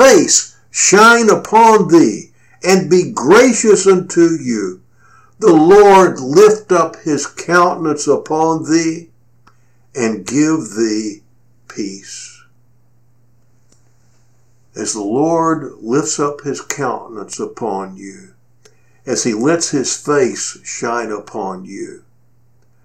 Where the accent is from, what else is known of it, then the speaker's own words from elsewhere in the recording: Cleveland, Texas, United States; my hometown of Cleveland, Texas